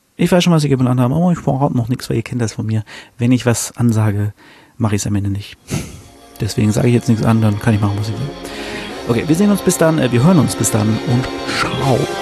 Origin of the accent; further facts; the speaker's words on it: Germany; als Deutscher, der kein Polnisch kann